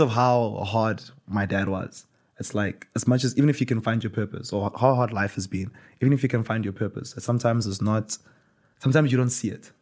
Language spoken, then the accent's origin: English; Limpopo, South Africa; moved away; In primary school, I grew up in Limpopo